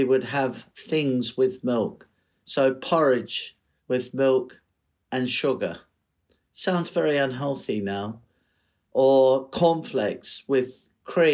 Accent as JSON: {"language": "English", "country": "Australia", "moved": "as an adult", "lives_now": "London, United Kingdom", "said": "being an Australian"}